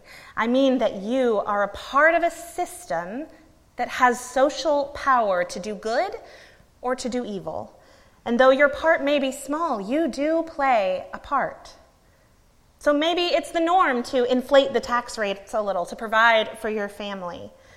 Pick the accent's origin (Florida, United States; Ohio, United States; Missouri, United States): Florida, United States; Gulf Coast of; now in Monroe, United States; Growing up on the Gulf Coast of Florida, we spent a fair amount of time at the beach in my childhood.